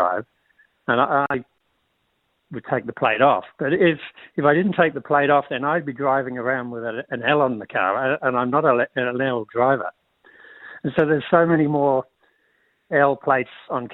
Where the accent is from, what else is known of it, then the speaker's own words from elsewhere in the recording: Australia; now in Dún Laoghaire, Ireland; I'm from Australia